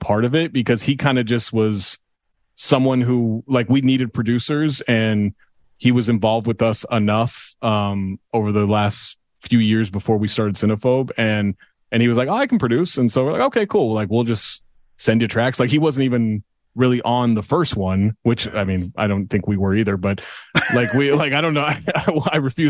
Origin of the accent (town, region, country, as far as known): Sacramento, California, United States; moved away; also born or lived in Minneapolis